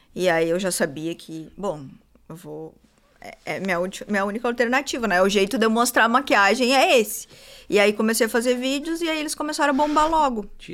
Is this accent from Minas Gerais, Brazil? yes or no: no; Santo Antônio da Patrulha, Rio Grande do Sul, Brazil; Eu sou de Santo Antônio da Patrulha